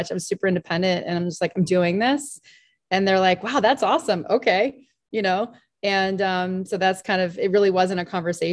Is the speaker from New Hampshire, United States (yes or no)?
yes; Dover, New Hampshire, United States; also born or lived in Pennsylvania / Connecticut / Rhode Island; now in New Hampshire, United States; I grew up junior high and high school about 2 hours east of here, down over in Dover, New Hampshire